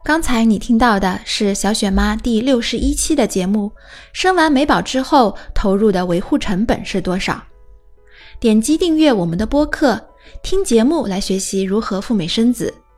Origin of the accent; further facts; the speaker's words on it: China; 我们中国人